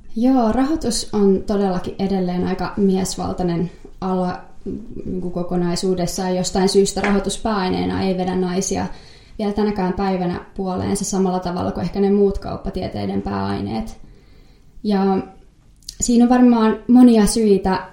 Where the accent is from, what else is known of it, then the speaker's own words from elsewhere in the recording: Helsinki, Uusimaa, Finland; mä oon Helsingistä kotoisin